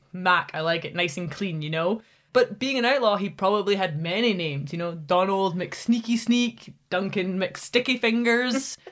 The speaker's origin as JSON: {"language": "English", "region": "Scotland", "country": "United Kingdom", "said": "Scotland as my home country"}